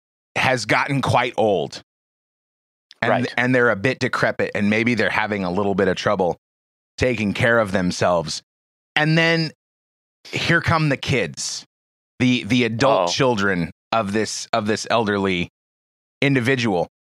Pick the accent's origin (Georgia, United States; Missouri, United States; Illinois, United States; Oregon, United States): Oregon, United States; Portland; I grew up in the Portland area, and it's the same story, you know, all along the coast in the Northwest U.S.